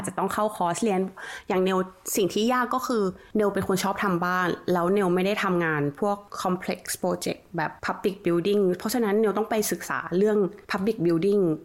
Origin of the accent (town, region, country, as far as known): Thailand; moved away as an adult; now in Australia